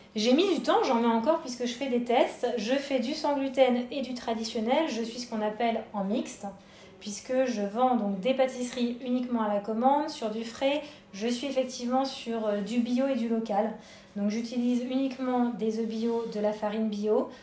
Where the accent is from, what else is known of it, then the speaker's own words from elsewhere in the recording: Paris, Île-de-France, France; moved away as an adult; now in Bordeaux, France; je suis parisienne d'origine